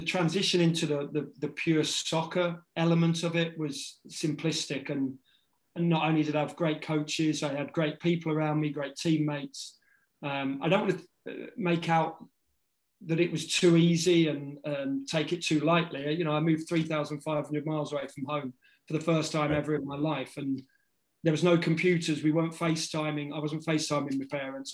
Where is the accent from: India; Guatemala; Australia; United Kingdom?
United Kingdom; Northamptonshire, East Midlands; moved away as an adult; also born or lived in United States; I grew up in Northamptonshire